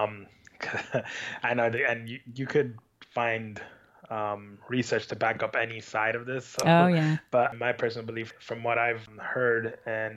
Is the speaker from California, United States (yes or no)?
no; New York, United States; born and raised in New York.